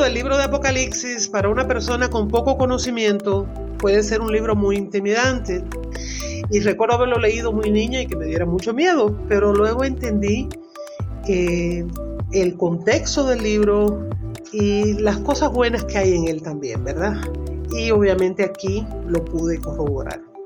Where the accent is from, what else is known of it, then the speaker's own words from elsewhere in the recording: Las Tunas, Cuba; soy cubana de las Tunas Cubas